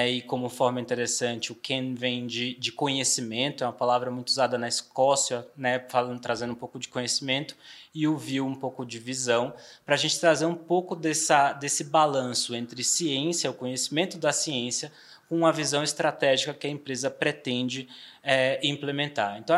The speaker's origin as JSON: {"language": "Portuguese", "town": "Salvador", "region": "Bahia", "country": "Brazil", "lives_now": "São Paulo, Brazil", "said": "Eu, eu, brinco que eu já sou sotero paulistano, né?"}